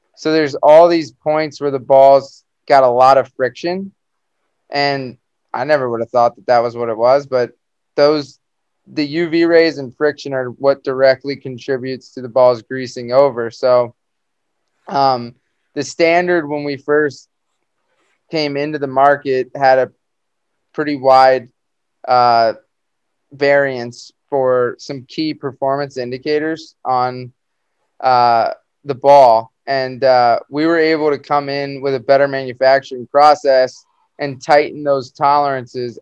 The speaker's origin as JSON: {"language": "English", "town": "Jupiter", "region": "Florida", "country": "United States", "tie": "born or raised there", "said": "growing up in South Florida"}